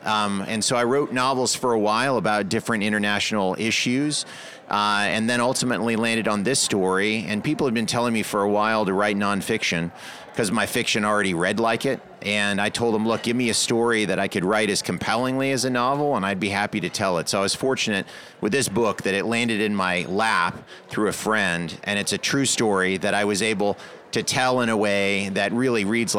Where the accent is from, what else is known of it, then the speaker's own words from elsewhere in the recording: Salisbury, North Carolina, United States; she's from my hometown in Salisbury. And so Salisbury